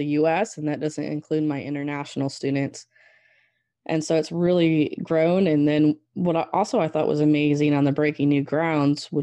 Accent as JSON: {"language": "English", "region": "Southwest Michigan", "country": "United States", "tie": "born or raised there", "also_born_or_lived": "Wyoming", "moved": "as an adult", "lives_now": "Arkansas, United States", "said": "born and raised in Southwest Michigan on a mixed crop and swine operation"}